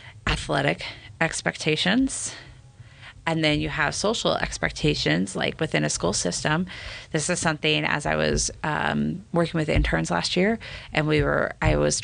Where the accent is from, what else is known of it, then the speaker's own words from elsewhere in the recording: California, United States; moved away as an adult; also born or lived in Utah County, Utah; now in Davis County, Utah, United States; I grew up in California